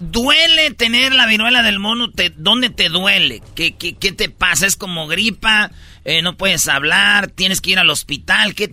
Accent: Michoacán, Mexico; como yo soy de Michoacán y nos gusta tomar

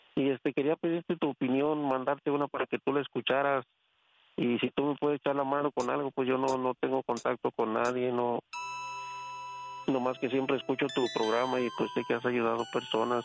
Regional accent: Zacatecas, Mexico; Soy de Zacatecas.

